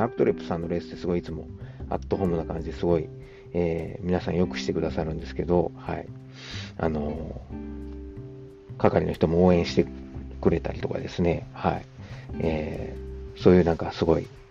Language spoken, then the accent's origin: Japanese; Kansai, Japan; accent: Kansai dialect; 関西人の僕